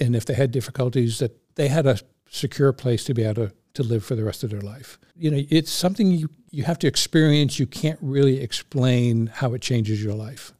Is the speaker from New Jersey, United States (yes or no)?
yes; Cherry Hill, New Jersey, United States; I was growing up in Cherry Hill, New Jersey